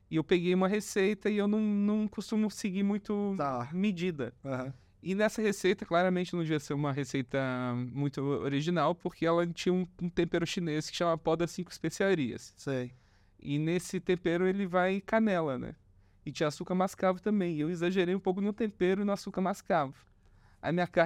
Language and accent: Portuguese; São João del-Rei, Minas Gerais, Brazil; now in São Paulo, Brazil; Sou mineiro. Tá. É, sou de São João del Rei.